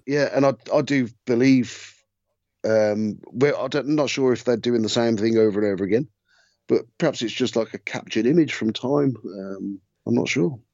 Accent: Redditch, West Midlands, United Kingdom; born or raised there

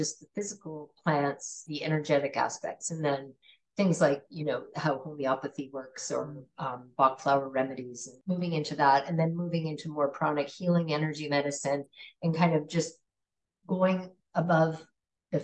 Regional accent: Canada; moved away; also born or lived in California / Italy; I grew up in Canada

